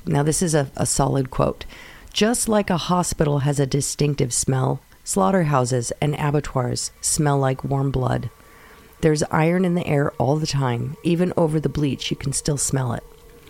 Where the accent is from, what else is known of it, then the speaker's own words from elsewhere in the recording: North West England, United Kingdom; I grew up in the Lake District of Northwest England, so I was hunting my whole life, and I was used to having my own farm